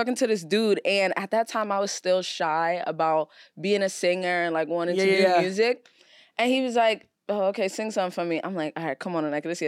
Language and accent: English; New York City, New York, United States; growing up in Brooklyn